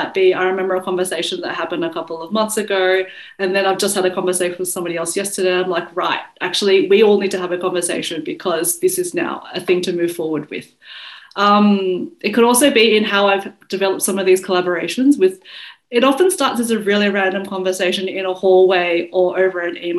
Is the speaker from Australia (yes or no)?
yes; Australia; accent: Australian; I'd have an Australian accent